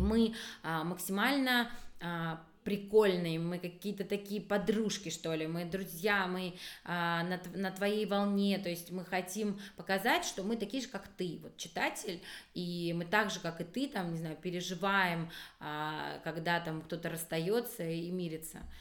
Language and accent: Russian; Abkhazia, Georgia; moved away; я вообще из Абхазии же сама, mm-hmm. и вот в Абхазии я помню, что когда-то, когда я жила